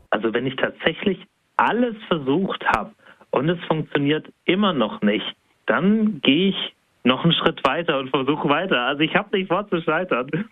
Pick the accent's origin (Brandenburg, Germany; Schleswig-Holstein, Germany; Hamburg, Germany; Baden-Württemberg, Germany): Baden-Württemberg, Germany; Spaichingen; ich komme aus Speiching. Ich bin sogar da geboren. Ich bin dort zur Schule gegangen